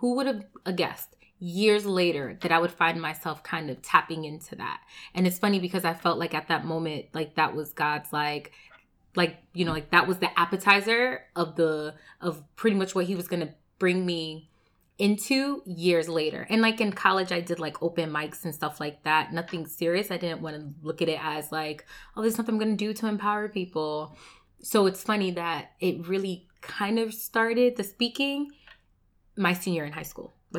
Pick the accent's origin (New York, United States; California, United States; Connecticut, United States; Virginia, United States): Connecticut, United States; now in New Jersey, United States; So most people don't know that I did move originally from Connecticut. So I moved from Connecticut to New Jersey